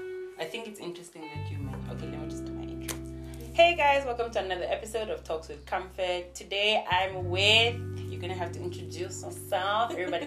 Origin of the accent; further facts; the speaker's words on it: Namibia; also born or lived in Nigeria; I don't say I'm Nigerian or Namibian. I'm African. Like, oh, which area were you born? I was born in Nigeria, but I grew up here.